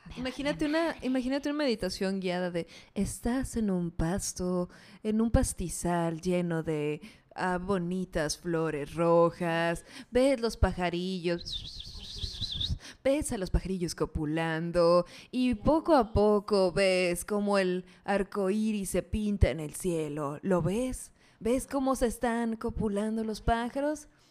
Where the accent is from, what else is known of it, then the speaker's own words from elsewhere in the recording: Mexico; nos pasa mucho como mexicanos